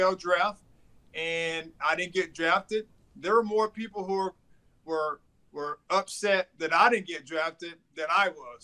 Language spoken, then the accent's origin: English; Thomasville, Georgia, United States; also born or lived in Tallahassee, Florida / New York; I'm from Thomasville, Georgia. It was a small town.